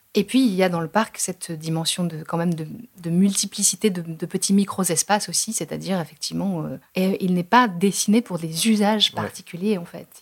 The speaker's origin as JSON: {"language": "French", "country": "France", "said": "on est français, tous les deux"}